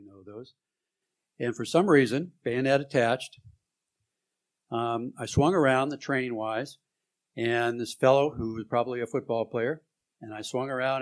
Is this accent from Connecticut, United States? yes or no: no; San Jose, California, United States; I was from San Jose.